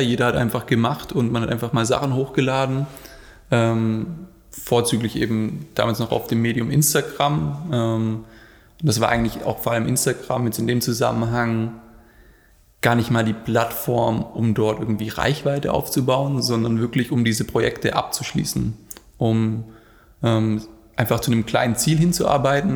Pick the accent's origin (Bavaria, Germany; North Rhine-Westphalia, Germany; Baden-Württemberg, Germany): Baden-Württemberg, Germany; Black Forest; moved away; Also, ich komme ursprünglich aus dem Schwarzwald